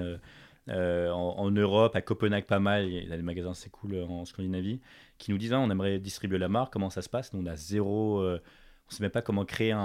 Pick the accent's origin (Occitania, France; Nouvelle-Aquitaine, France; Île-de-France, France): Île-de-France, France; Paris; moved away as an adult; also born or lived in United States; j'ai grandi à Paris, mes parents sont français